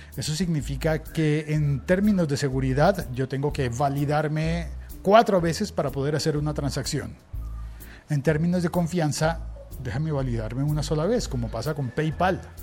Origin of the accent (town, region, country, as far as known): Colombia